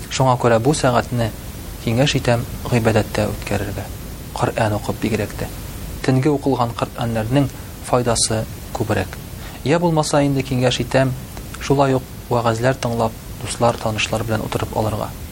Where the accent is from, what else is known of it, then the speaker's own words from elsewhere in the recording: Tatarstan, Russia; Без татар халкы урнашкан урыныбыз ягыннан бик уникаль. Менә без татар халкы шушы үзебезнең яшәгән урыныбыздан чыгып ураза тотабыз.